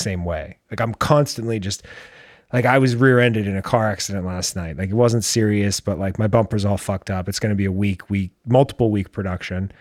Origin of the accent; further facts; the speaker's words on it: United States; I am American.